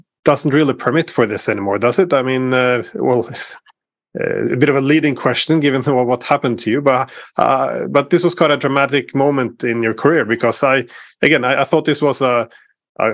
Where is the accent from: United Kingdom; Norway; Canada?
Norway